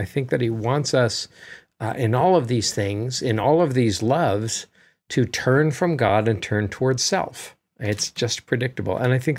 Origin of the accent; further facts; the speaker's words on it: United States; As an American, though, who's traveled in Europe